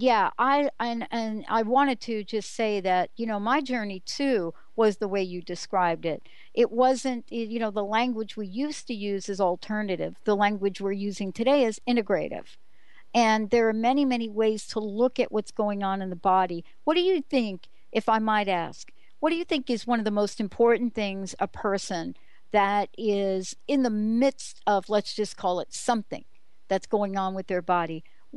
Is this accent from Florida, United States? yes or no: no; New York City, New York, United States; I'm from the Bronx